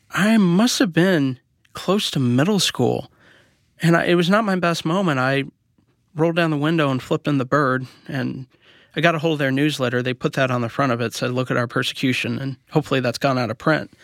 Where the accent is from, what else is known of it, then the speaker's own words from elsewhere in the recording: Columbia, Missouri, United States; also born or lived in Kansas City; I was raised in Columbia, Missouri, in Kansas City. Actually, I started out in Columbia